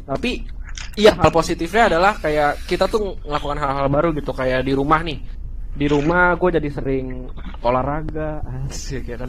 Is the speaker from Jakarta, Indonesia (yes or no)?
yes; Jakarta, Indonesia; moved away as an adult; also born or lived in Salatiga; gue kuliah di salah tiga, tapi gue asli Jakarta